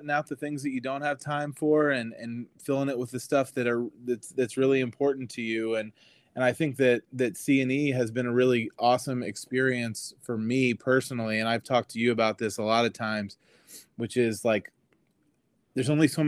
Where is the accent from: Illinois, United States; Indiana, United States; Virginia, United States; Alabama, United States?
Indiana, United States; Indianapolis; moved away as an adult; also born or lived in Wisconsin; now in Cincinnati, United States; My parents moved to Florida, and we're originally from Indianapolis